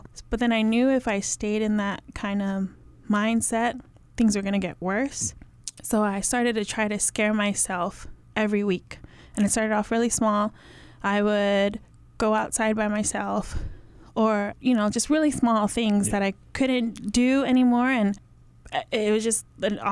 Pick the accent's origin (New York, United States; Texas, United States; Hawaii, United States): Hawaii, United States; I grew up in Hawaii. I'm Samoan